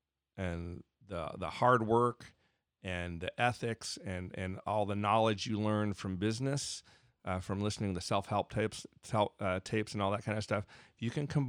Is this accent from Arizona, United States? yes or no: yes; Arizona, United States; I grew up in Arizona, so I might say …, but it's ….